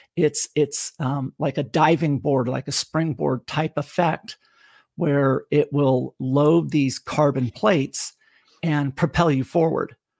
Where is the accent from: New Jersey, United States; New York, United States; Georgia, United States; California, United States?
California, United States; now in Tennessee, United States; growing up in California